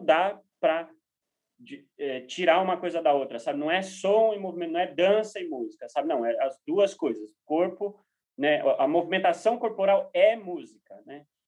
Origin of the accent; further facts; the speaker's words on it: Brazil; como brasileiros